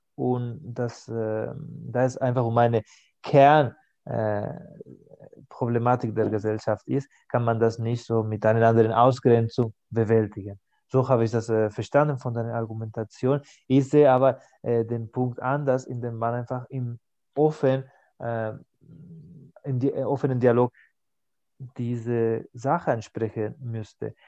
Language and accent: German; Catalonia, Spain; first language Spanish and Catalan; German is a second language; moved away as an adult; now in Stuttgart, Germany; In Spanien, das hatte ich immer, ich kann zwei Sprachen, als Muttersprache Spanisch und Katalan